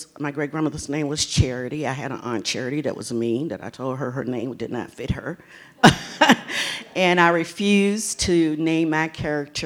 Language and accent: English; Virginia Beach, Virginia, United States; I was born in Virginia Beach, Virginia. And I was born during the time where we were segregated as far as school was concerned. I went to an all-black school.